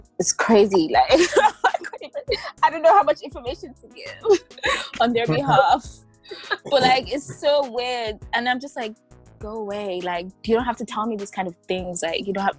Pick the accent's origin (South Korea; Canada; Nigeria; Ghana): Nigeria; moved away as an adult; now in Bristol, United Kingdom; I'm a Nigerian. I've been in the UK for four years, live in Bristol